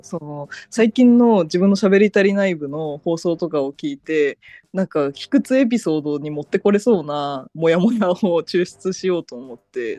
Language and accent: Japanese; Fukuoka, Japan; accent: Hakata dialect; moved away; 私は福岡出身